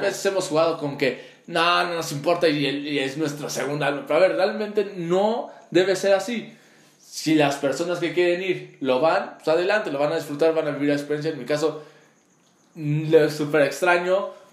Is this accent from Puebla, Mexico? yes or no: yes; Puebla, Mexico; de qué grandes somos los poblanos